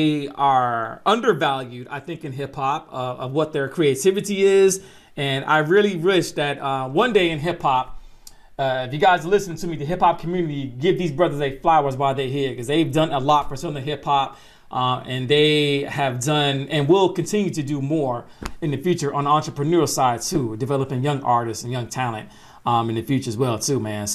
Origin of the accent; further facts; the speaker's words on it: Atlanta, Georgia, United States; I'm not from Memphis, I'm from Atlanta